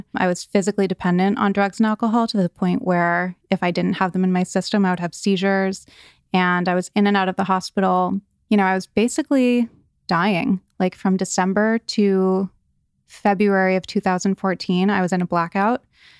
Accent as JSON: {"language": "English", "region": "East Coast", "country": "United States", "tie": "born or raised there", "said": "So I grew up on the East Coast, and I had a very idyllic childhood."}